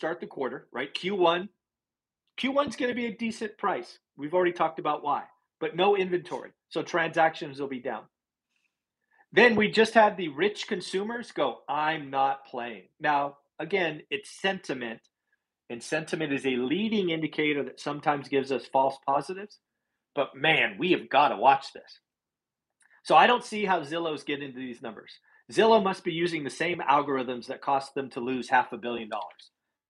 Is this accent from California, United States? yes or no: yes; California, United States; I'm from California